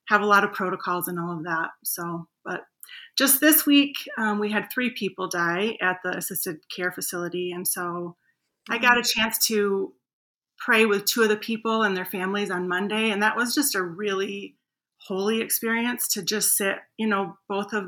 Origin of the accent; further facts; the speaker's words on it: Grand Rapids, Michigan, United States; I grew up in Grand Rapids, Michigan